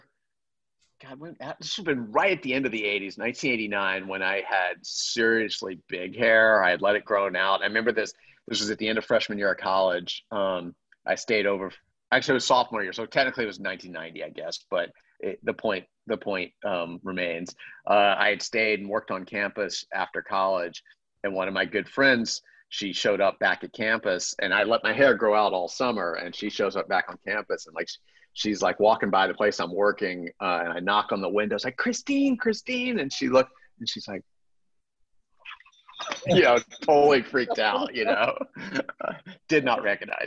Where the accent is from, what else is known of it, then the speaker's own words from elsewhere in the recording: Savannah, Georgia, United States; I grew up in Savannah